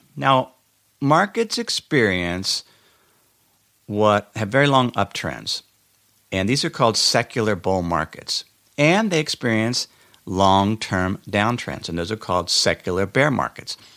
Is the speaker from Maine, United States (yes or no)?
no; Cincinnati, Ohio, United States; moved away; I went back to my hometown in Cincinnati, Ohio